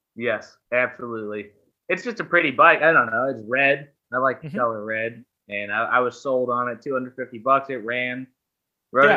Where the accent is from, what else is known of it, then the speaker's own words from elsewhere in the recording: Pittsburgh, Pennsylvania, United States; I'm from Pittsburgh, Pennsylvania.